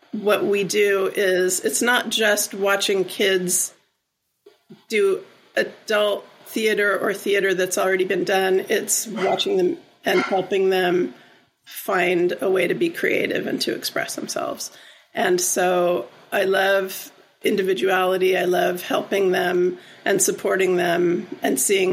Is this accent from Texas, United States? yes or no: no; Southern California, United States; now in Ben Lomond, United States; I grew up in Southern California